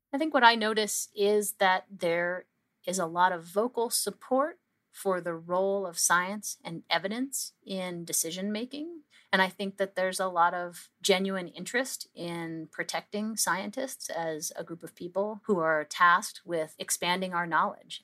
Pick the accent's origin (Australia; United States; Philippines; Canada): Canada; we as a Canadian scientific community